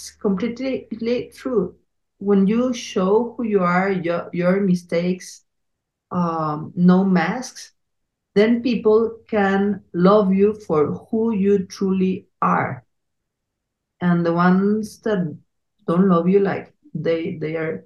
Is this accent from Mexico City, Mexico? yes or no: yes; Mexico City, Mexico; accent: Mexican, Chilango; English is a second language; our Mexican accent, Chilango